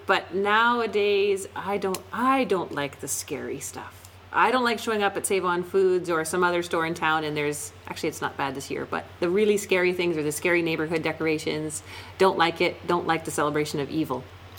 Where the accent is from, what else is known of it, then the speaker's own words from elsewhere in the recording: North Vancouver, British Columbia, Canada; when I was growing up in North Vancouver